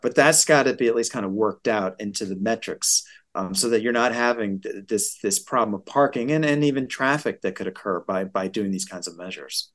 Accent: West Hartford, Connecticut, United States; West Hartford, my hometown.

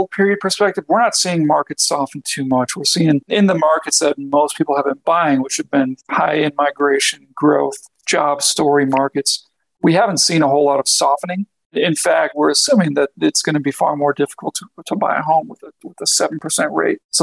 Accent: Denver, Colorado, United States; I'm from Denver

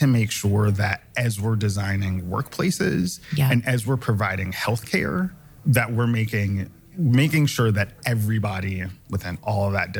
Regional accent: Chicago, Illinois, United States; moved away; I'm originally from Chicago.

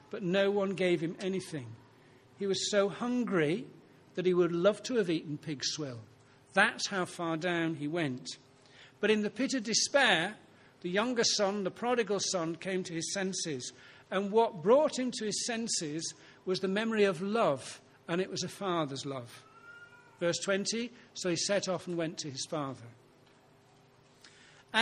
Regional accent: Ilkley, Yorkshire and the Humber, United Kingdom; I was brought up on Ilkley Moor

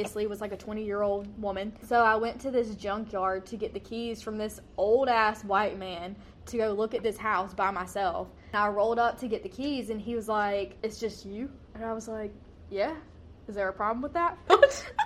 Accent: Georgia, United States; I grew up in middle of nowhere, Georgia, so this is normal to me.

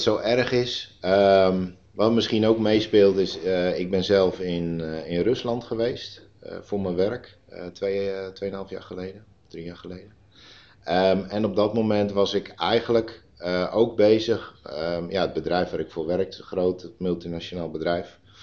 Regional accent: Terschelling, Friesland, Netherlands; also born or lived in Putten; now in Nijkerk, Netherlands; ik ben geboren en opgegroeid op de Schelling

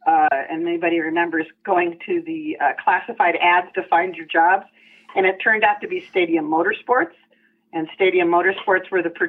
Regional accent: Southern California, United States; I am a Southern California beach girl, grew up there in the 70s

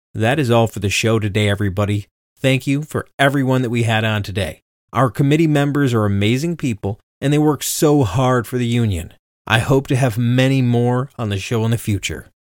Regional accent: Livonia, Michigan, United States; I'm from Livonia

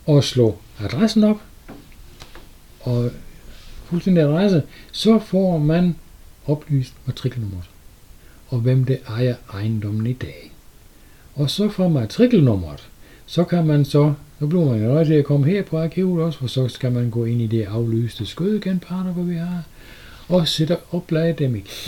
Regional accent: Sønderborg, Southern Denmark, Denmark; Jeg er født i Sønderborg

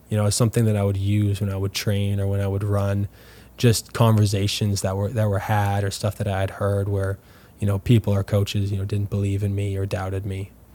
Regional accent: Winnipeg, Manitoba, Canada; also born or lived in LaSalle, Manitoba; now in St. Louis, United States; growing up in Winnipeg

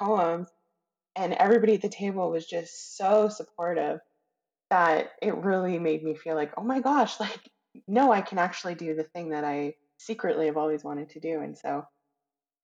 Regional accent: Calgary and Edmonton, Alberta, Canada; I was raised in Calgary and Edmonton

